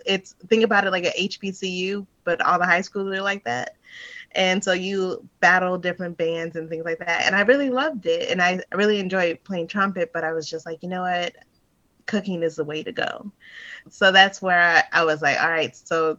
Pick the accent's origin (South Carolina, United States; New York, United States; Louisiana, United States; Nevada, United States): Louisiana, United States; New Orleans; moved away as an adult; Yeah, I grew up in New Orleans. Yep. Yep. I didn't leave until I was like 19. I actually went to a college out there, University of New Orleans.